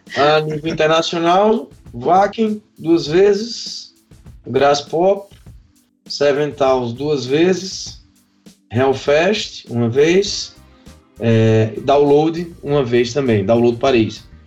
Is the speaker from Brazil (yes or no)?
yes; Patos, Paraíba, Brazil; moved away as an adult; now in Campina Grande, Brazil; sou natural de Patos, né, vim para aqui para Campina Grande em 2007